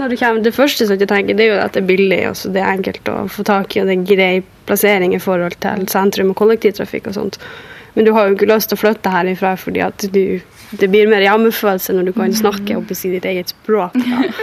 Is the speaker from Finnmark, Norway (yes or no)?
yes; Finnmark, Norway; now in Oslo, Norway; Jeg sier 'fra Finnmark'